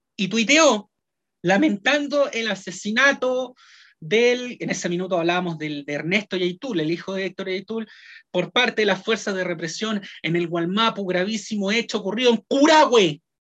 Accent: Chile

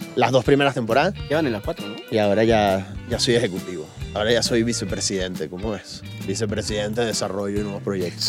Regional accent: Venezuela; now in Mexico; lo que pasa en Venezuela desde acá, porque mi familia está allá

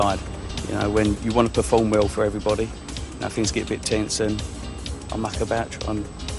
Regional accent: Dartford, South East England, United Kingdom; I'm 29 years old. I'm from Dartford, same place as Mick Jagger was born.

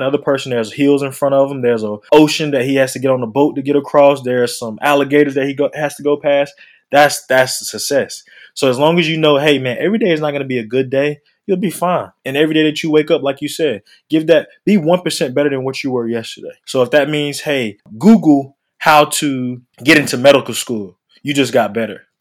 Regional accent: North Carolina, United States; now in Atlanta, United States; I'm from North Carolina.

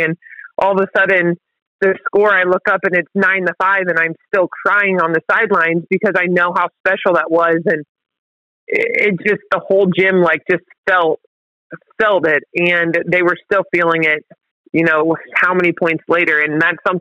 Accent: St. Henry, Ohio, United States; also born or lived in Pittsburgh; I'm from St. Henry originally, so Mercer County it is

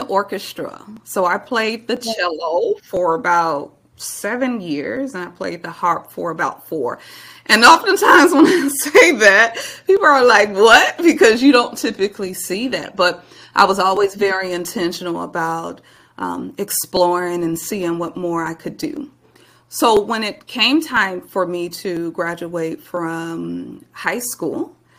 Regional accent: Milwaukee, Wisconsin, United States; now in Texas, United States; I'm originally from Milwaukee, Wisconsin, born and raised, and spent all of my early years there

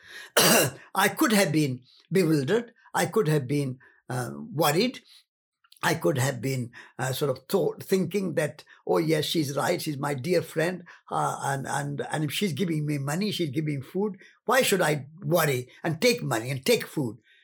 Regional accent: Rajasthan, India; moved away; I came from the north. I came from Rajasthan.

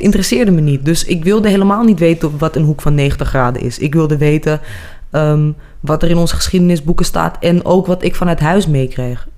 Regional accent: Amsterdam, North Holland, Netherlands; accent: Amsterdam; moved away; also born or lived in Zaandam; Mijn ouders hadden een woonboot in Amsterdam op het Waterloopplein.

